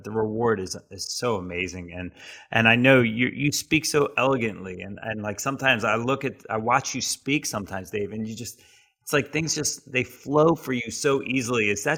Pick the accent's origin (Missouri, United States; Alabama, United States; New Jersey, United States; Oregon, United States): New Jersey, United States; For me, growing up in an entrepreneurial family on the Jersey Shore was like 4 months of hurry and 8 months of worry.